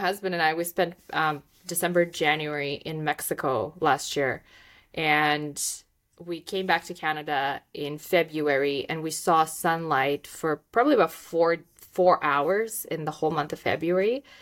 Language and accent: English; Moldova; first language Russian; English is a second language; moved away; I'm from Moldova, which is just the neighboring country